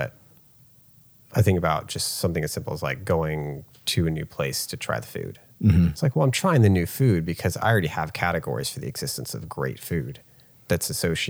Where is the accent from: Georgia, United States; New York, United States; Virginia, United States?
Virginia, United States; we're all from Virginia. Maybe one Mississippian thrown in there.